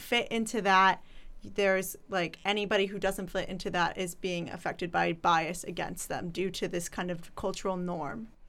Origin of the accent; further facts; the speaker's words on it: Chicago, Illinois, United States; I'm from Chicago